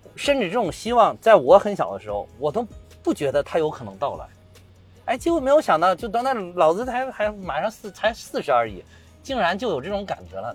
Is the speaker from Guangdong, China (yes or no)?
no; Zhengzhou, Henan, China; 我们老家，我们郑州旁边的芒山